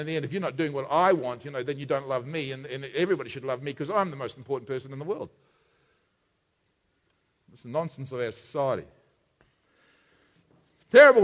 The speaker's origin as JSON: {"language": "English", "country": "Australia", "said": "We in Australia, we use the same word love for everything."}